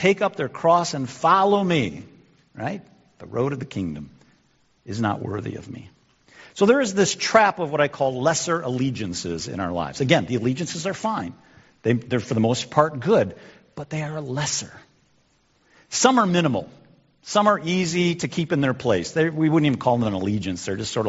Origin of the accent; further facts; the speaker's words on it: United States; also born or lived in Illinois; now in Michigan, United States; I'm an American.